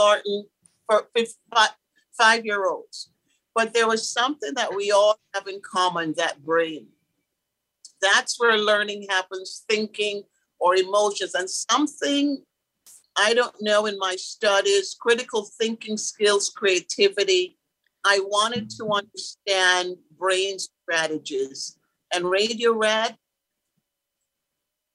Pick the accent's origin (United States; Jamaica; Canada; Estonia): Jamaica; Kingston; moved away; I was born in Kingston, Jamaica, and great parents. My dad was in the police force there